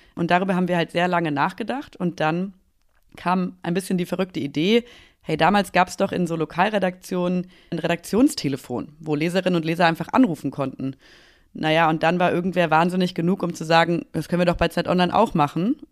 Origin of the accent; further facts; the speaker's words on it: Aachen, North Rhine-Westphalia, Germany; now in Berlin, Germany; in meine Heimatstadt gefahren, nach Aachen